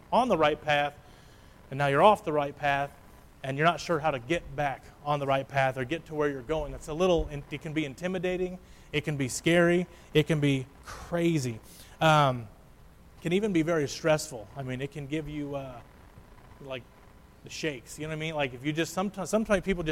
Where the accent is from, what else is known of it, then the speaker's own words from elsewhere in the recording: Illinois, United States; We are not from around here. We are from Illinois, small town.